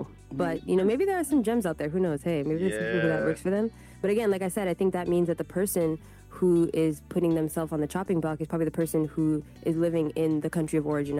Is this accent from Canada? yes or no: yes; Quebec, Canada; moved away as an adult; now in Japan; I grew up in the French speaking part of Canada.